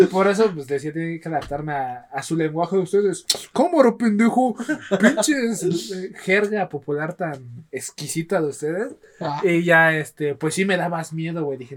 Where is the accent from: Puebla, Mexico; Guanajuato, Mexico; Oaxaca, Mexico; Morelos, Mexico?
Oaxaca, Mexico; moved away as an adult; also born or lived in Mexico City area; Yo estoy esperando que vayan ustedes dos perros a mi tierra